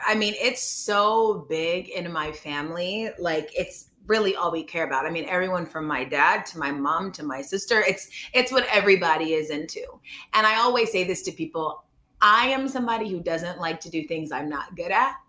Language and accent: English; Georgia, United States; moved away as an adult; also born or lived in St. Louis, Missouri / Chicago, Illinois / Los Angeles, California; Then I moved to Georgia when I was six. So just from maybe 0 to 6, I was in a bunch of places. But six on to school at University of Illinois, I lived in Georgia. So bulk of my life, I was down south.